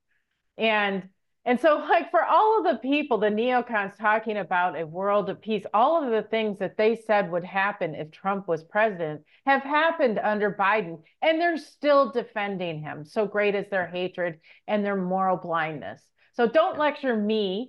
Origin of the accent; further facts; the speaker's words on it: United States; as an American